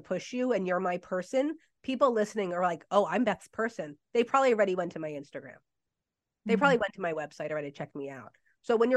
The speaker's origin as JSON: {"language": "English", "region": "New Jersey", "country": "United States", "said": "I'm from Jersey"}